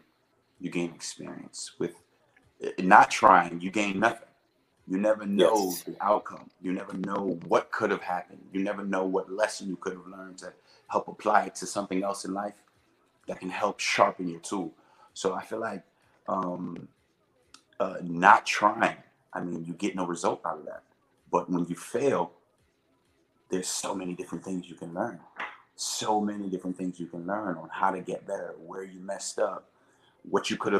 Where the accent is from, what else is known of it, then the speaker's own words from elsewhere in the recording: Atlanta, Georgia, United States; born and raised in Atlanta, Georgia